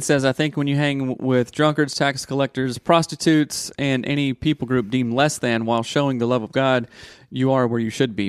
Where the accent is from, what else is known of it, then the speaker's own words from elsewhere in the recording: the South, United States; Growing up in the South